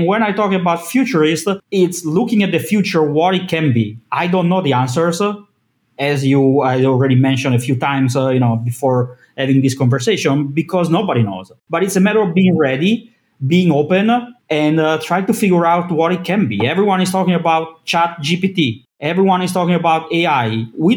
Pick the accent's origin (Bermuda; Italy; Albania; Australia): Italy; Milan, Lombardy; I'm from Milan, Italy.